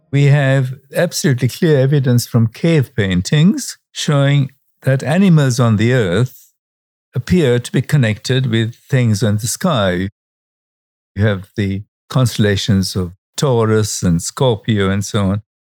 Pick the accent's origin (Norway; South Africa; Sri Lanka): Sri Lanka; Colombo, Western Province; I was born in Sri Lanka and not far from Delhi, where you are, where the night sky at the time that I was growing up in the suburb of Colombo was really absolutely pristine